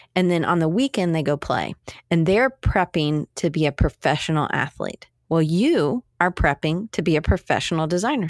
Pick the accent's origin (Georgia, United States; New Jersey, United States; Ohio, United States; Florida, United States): Georgia, United States; Atlanta; I grew up in Atlanta.